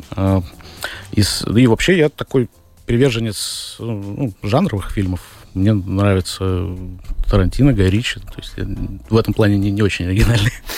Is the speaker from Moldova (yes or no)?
no; Riga, Latvia; родился в Риге, в Латвии.